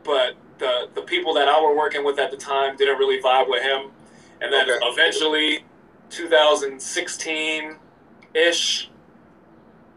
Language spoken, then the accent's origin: English; Allentown, Pennsylvania, United States; also born or lived in Orlando, Florida; I'm from Allentown, Pennsylvania